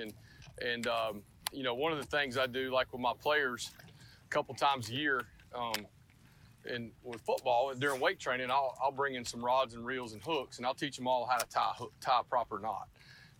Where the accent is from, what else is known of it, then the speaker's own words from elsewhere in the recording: Lilburn, Georgia, United States; I grew up in Lilburn, Georgia on the Yellow River